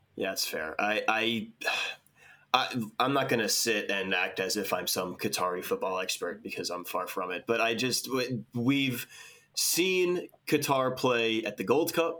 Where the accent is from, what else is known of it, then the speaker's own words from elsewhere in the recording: United States; as an American